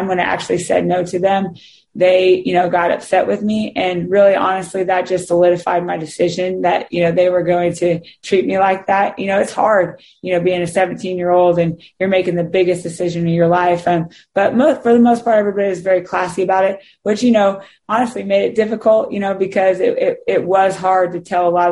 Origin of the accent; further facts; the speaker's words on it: Kansas, United States; growing up in Kansas and playing there